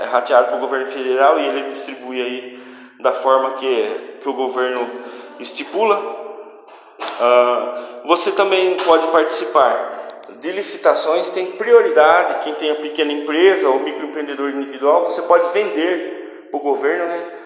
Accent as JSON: {"language": "Portuguese", "country": "Brazil", "said": "como brasileiros"}